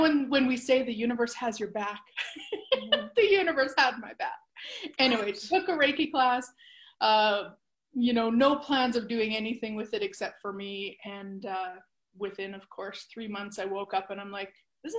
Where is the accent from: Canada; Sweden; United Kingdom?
Canada; born or raised there